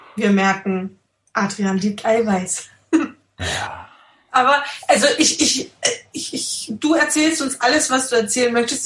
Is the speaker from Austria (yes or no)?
yes; Austria; bei uns in Österreich